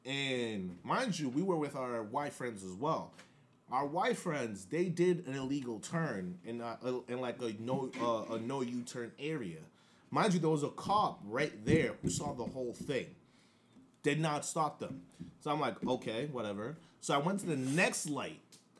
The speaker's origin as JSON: {"language": "English", "country": "Nigeria", "tie": "born or raised there", "moved": "yes", "lives_now": "United States", "said": "especially being like an immigrant to this country, I was born and raised in Nigeria. I came here after 9/11."}